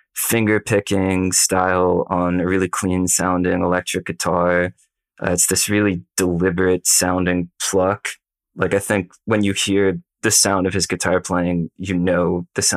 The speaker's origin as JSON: {"language": "English", "country": "United States", "said": "as an American listener born decades later"}